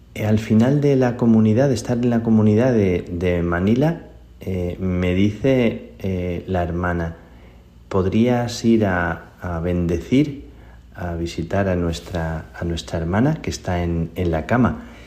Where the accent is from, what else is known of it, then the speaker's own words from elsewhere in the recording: Spain; soy español